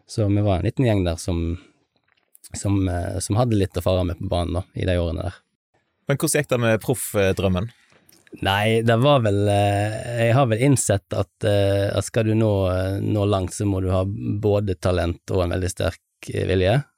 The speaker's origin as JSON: {"language": "Norwegian", "town": "Halsnøy", "region": "Vestland", "country": "Norway", "tie": "born or raised there", "said": "det er jo bredt anerkjent at eh, Halsnøy er jo perla i Sunnhordland. Altså, det er jo fint på Stord, men, men, eh, men Halsnøy slår jo det meste av. Et lite, fint lokalsamfunn, trygt og godt."}